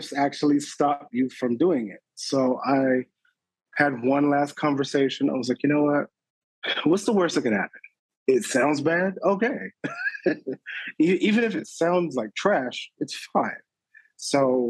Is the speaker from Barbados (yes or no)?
yes; Barbados; I'm originally from Barbados, born and raised.